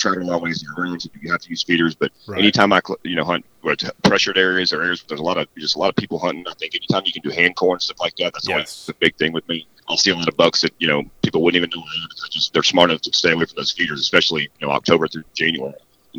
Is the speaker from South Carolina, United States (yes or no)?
no; Hardin County, East Texas, United States; also born or lived in Montgomery County, Texas; I grew up hunting in East Texas and Hardin County and, you know, even Montgomery County some